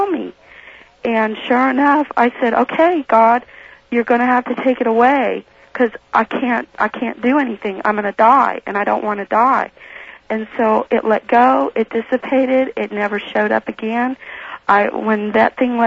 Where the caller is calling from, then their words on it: Reno, Nevada, United States; I'm calling from Reno.